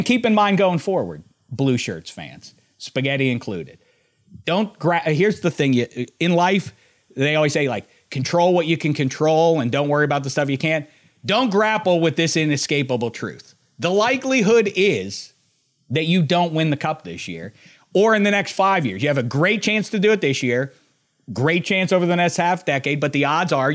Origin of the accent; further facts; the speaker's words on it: Pittsburgh, Pennsylvania, United States; the guys who I grew up with in Pittsburgh